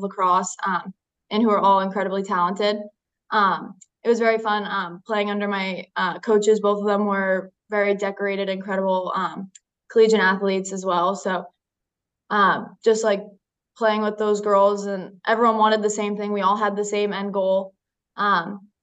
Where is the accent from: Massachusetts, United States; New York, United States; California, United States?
Massachusetts, United States; Duxbury; also born or lived in Marshfield, Massachusetts; I am from Duxbury, Massachusetts.